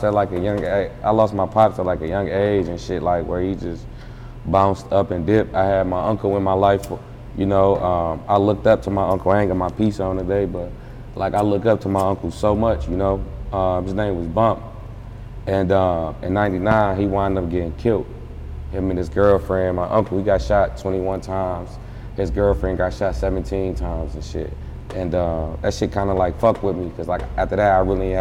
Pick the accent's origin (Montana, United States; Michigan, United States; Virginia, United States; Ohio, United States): Michigan, United States; Detroit; I'm from Detroit